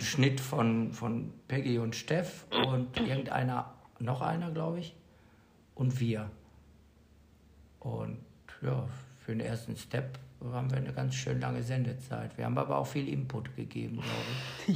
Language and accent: German; Bad Salzuflen, North Rhine-Westphalia, Germany; moved away as an adult; now in Mallorca, Spain; Aus dem schönen Kurort Bad Salzuflen